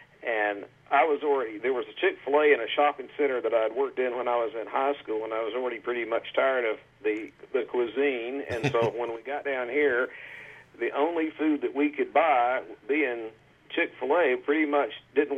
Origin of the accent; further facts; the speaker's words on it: Raleigh, North Carolina, United States; moved away; In Raleigh, North Carolina.